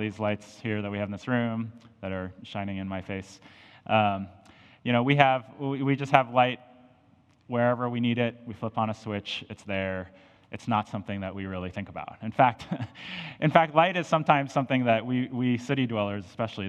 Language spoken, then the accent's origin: English; Colorado, United States; now in St. Louis, United States; growing up in Colorado